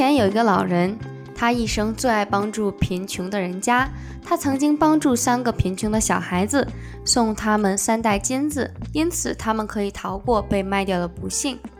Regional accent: China; moved away; 因为在国内，

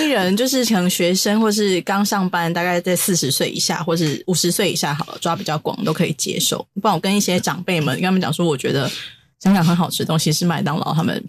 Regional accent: Taiwan; 对我台湾人来讲

